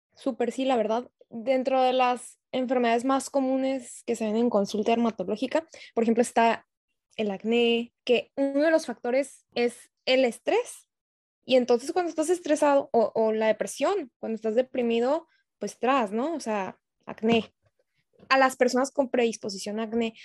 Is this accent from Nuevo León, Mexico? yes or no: no; Tijuana, Baja California, Mexico; soy de Tijuana